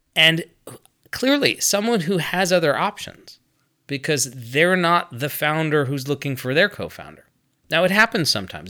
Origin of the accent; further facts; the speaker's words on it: United States; I'm American